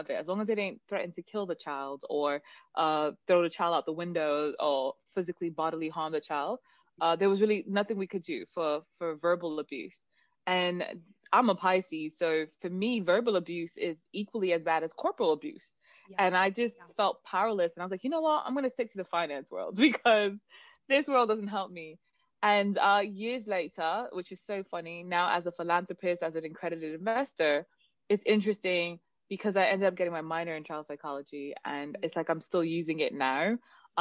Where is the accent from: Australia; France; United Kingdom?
United Kingdom; Manchester, North West England; accent: Mancunian mixed with London; also born or lived in London; now in New York, United States; I'm from Manchester, England